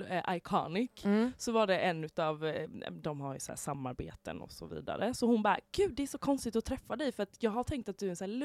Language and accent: Swedish; Halmstad, Halland County, Sweden; jag är ju från Halmstad